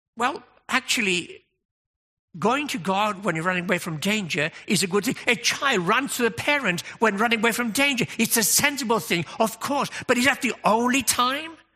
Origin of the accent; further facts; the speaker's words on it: United Kingdom; we're British